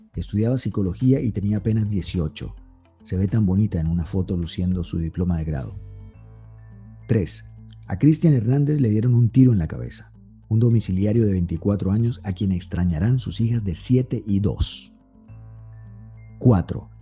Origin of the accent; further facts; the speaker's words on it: Colombia; yo soy colombiano